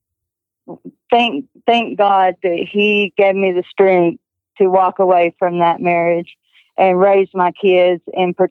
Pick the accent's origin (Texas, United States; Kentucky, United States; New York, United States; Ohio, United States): Texas, United States; also born or lived in Kansas; I was born in Kansas. We moved to Texas when I was 6 years